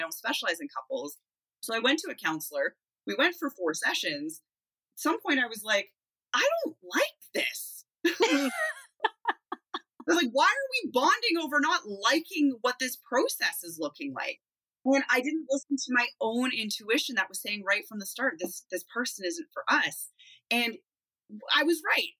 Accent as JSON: {"language": "English", "region": "Manitoba", "country": "Canada", "moved": "yes", "lives_now": "Kelowna, Canada", "said": "I'm originally a Manitoban."}